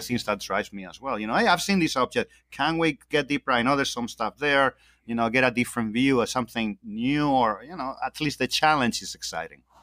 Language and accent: English; Spain; moved away; I'm originally from Spain